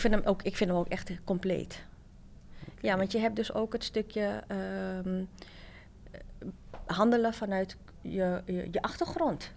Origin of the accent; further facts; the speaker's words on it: Amsterdam, North Holland, Netherlands; wij zijn eh, opgegroeid in Amsterdam Zuidoost